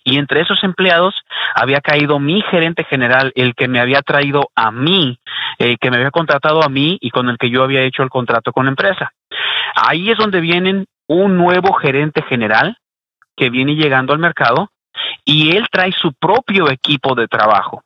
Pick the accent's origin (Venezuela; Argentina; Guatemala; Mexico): Mexico; now in Houston, United States; soy mexicano y trabajo en radio mexicana